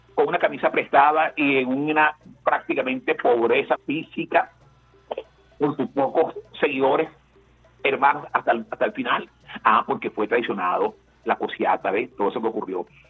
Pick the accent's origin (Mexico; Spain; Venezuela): Venezuela; como venezolanos